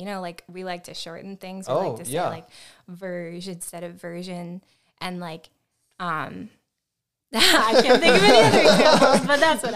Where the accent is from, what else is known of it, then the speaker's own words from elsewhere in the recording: North Dakota, United States; I am from North Dakota